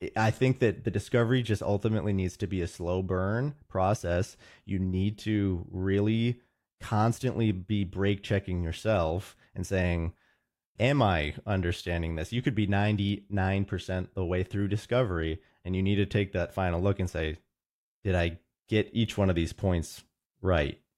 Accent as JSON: {"language": "English", "town": "Roseville", "region": "Minnesota", "country": "United States", "tie": "born or raised there", "said": "I'm from Roseville, Minnesota. My family's actually from the East Coast, but I've grown up in the Midwest, so definitely a Midwest boy"}